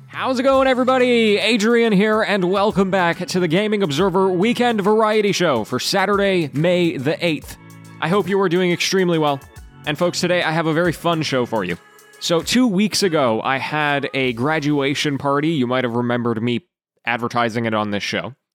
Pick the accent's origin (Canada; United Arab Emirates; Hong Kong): Canada; I was born and raised in Canada.